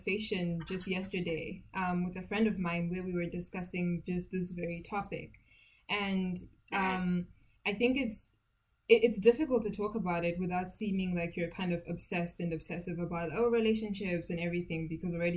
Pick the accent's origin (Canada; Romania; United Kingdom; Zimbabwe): Zimbabwe; I'm from Zimbabwe, and obviously I go to church there as well